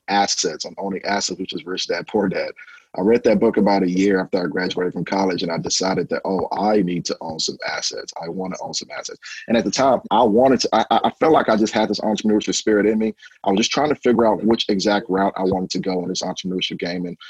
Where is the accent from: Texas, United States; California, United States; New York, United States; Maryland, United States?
Texas, United States; Houston; also born or lived in Nigeria; I'm originally from Nigeria, originally born in Nigeria. I came here to Houston when I was 8 years old. So I grew up here in Houston